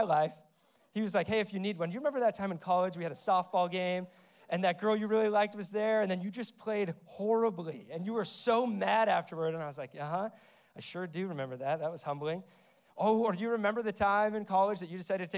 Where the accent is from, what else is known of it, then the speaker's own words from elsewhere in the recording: Denver, Colorado, United States; moved away as an adult; now in Austin, United States; I'm originally from Denver, but I moved here to plant a church 3 years ago.